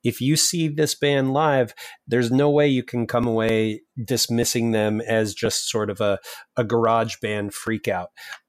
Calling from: Madison, Wisconsin, United States; I'm calling from Madison, Wisconsin.

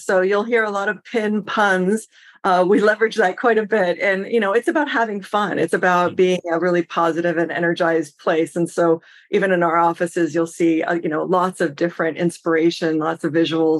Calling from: Seattle, Washington, United States; I'm actually joining you from Seattle.

